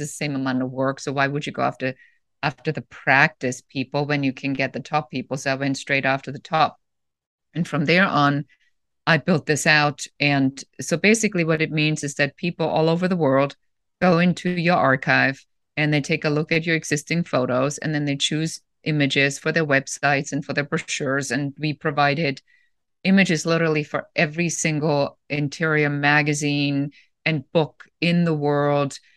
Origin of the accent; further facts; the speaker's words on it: Germany; moved away as an adult; also born or lived in Los Angeles, United States; now in United States; I'm originally from Germany